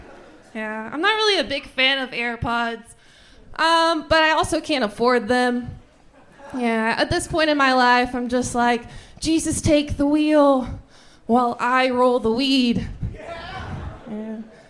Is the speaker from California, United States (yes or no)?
no; Dallas, Texas, United States; now in Austin, United States; No, I'm from Dallas.